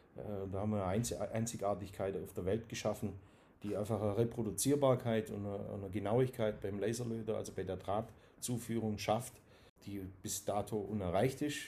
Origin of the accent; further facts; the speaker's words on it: Dusslingen, Baden-Württemberg, Germany; accent: Swabian; bin in Dusslingen geboren